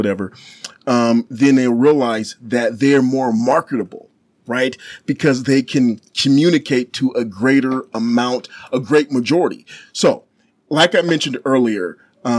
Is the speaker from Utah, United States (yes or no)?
yes; Ogden, Utah, United States; also born or lived in Dorchester, Massachusetts; growing up in Utah